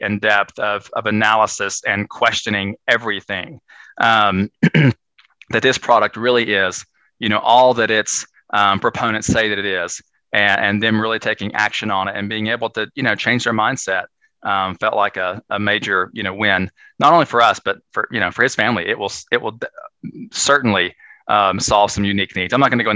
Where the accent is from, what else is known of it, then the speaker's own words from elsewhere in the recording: Northeast Tennessee, United States; I grew up in Northeast Tennessee, very small town